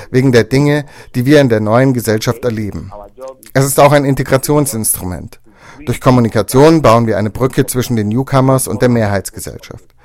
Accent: Afghanistan; German is a second language; now in Germany; ich auf meiner Reise von Afghanistan nach Deutschland erzählt habe, ich komme aus Afghanistan, haben die Leute gesagt, ach Afghanistan, da wo das Haschisch herkommt.

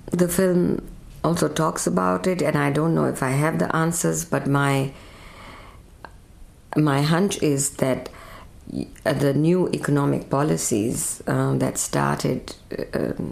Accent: Pakistan; also born or lived in India; I grew up in Pakistan. I lived in India for several years and then went back to Pakistan.

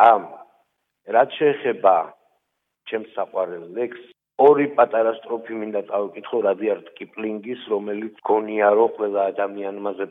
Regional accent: Tusheti, Kakheti, Georgia; now in Germany; მე თუშეთიდან ვარ, საქართველოს ულამაზესი კუთხიდან

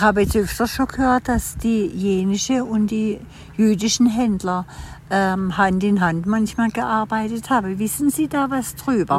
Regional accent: Oberrotweil, Baden-Württemberg, Germany; ich bin ja auf dem Dorf groß geworden, am Kaiserstuhl in Oberrotweil

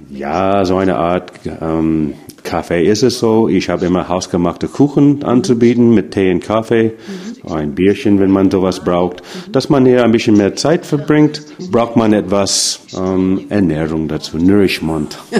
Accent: United States; German is a second language; now in Freiburg, Germany; wo ich herkomme aus den Staaten

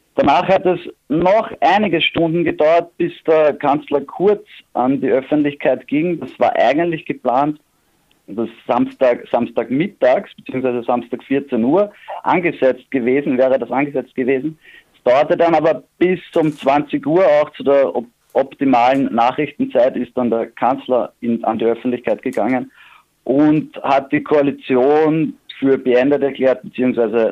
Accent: Vienna, Austria; bei uns in Wien

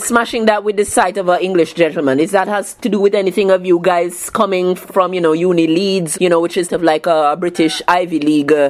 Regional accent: Jamaica; I grew up in Jamaica

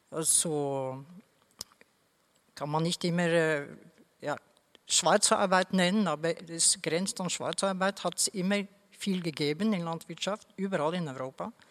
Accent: Norway; German is a second language; Also zum Beispiel, ich komme ja aus Norwegen, da gibt es eh, zum Beispiel Heidelbeeren zu pflücken

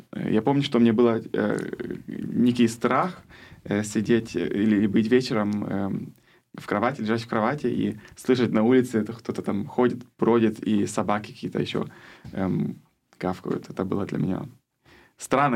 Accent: Germany; first language German and Russian; also born or lived in Kherson, Ukraine; я из Германии, но родился в Украине

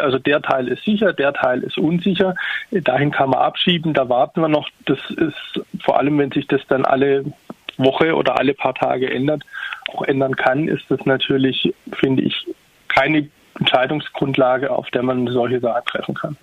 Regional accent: Tübingen, Baden-Württemberg, Germany; ich komme selbst aus Tübingen

